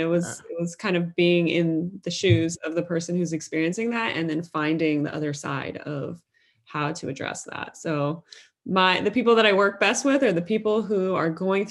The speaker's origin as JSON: {"language": "English", "region": "Midwest", "country": "United States", "tie": "born or raised there", "said": "I had never been exposed to growing up in the Midwest of the United States"}